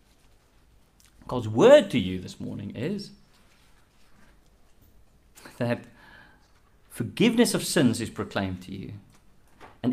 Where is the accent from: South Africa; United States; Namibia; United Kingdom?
South Africa; I'm South African